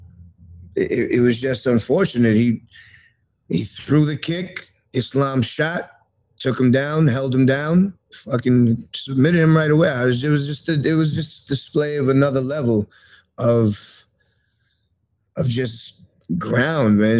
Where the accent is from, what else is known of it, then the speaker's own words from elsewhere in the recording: New York City, New York, United States; I grew up in Queens